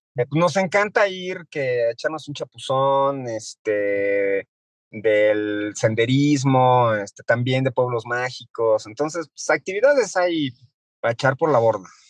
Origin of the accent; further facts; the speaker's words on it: Mexico; nos pesa mucho como mexicanos